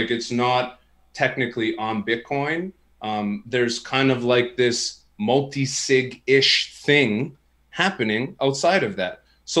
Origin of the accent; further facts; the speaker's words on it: Canada; And you probably could tell I'm Canadian with the way that I said